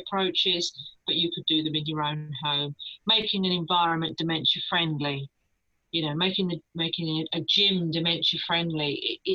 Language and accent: English; United Kingdom; We're very British